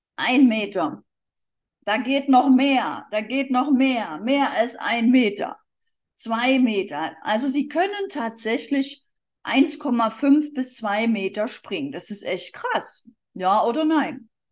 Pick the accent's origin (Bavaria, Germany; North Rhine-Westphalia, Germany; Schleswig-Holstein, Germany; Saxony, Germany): Saxony, Germany; Dresden; moved away as an adult; also born or lived in Berlin / Erding; ursprünglich bin ich aus Dresden, da bin ich zur Schule gegangen